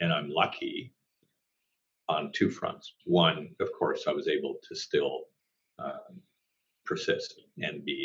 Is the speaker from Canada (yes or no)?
yes; Toronto, Ontario, Canada; growing up in Toronto